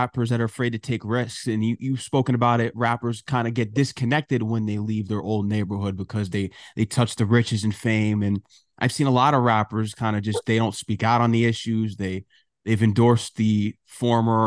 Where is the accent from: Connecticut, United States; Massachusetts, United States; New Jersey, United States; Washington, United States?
Connecticut, United States; Norwalk; moved away; I'm from Connecticut originally. I grew up in South Norwalk